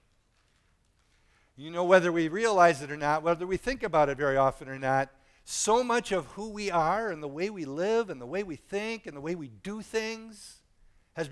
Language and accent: English; United States; you and I were born in this country